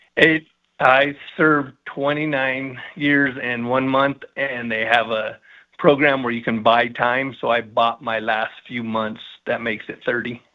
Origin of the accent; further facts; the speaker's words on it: Colorado Springs, Colorado, United States; I was born and raised here, and I was lucky enough to serve the community here.